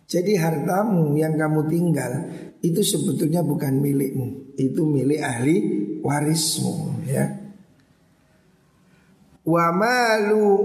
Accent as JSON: {"language": "Indonesian", "town": "Bululawang", "region": "East Java", "country": "Indonesia", "tie": "born or raised there", "said": "Kampung paling terpandang di desa Bulu Lawang ini kampung saya. Jadi kampung Haji."}